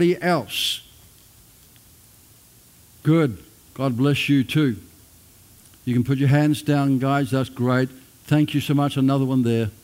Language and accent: English; Ireland; now in Australia; I'm an Australian, but I'm not an Australian. I'm born in Ireland. That makes me an Irish Australian